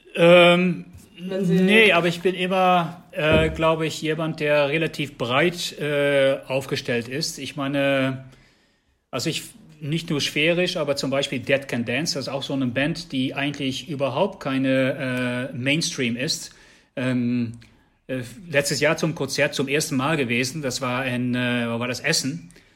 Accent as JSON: {"language": "German", "country": "Netherlands", "second_language": "German", "moved": "yes", "lives_now": "Germany", "said": "ich, bin Niederländer"}